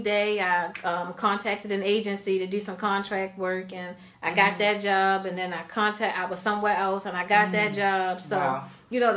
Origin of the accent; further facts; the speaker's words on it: Baltimore, Maryland, United States; I grew up in Baltimore City